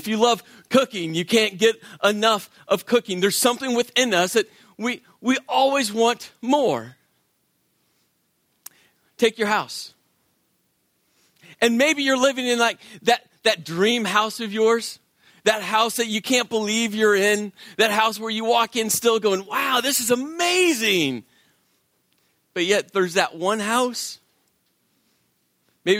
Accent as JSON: {"language": "English", "town": "Las Vegas", "region": "Nevada", "country": "United States", "moved": "yes", "said": "My wife and I, we're from Vegas, where you never parallel park. And we moved to a part of the country"}